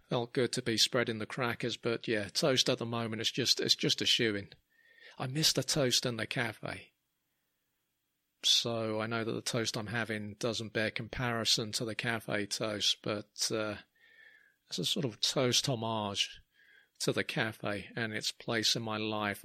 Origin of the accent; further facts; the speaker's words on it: London, United Kingdom; growing up in Clapham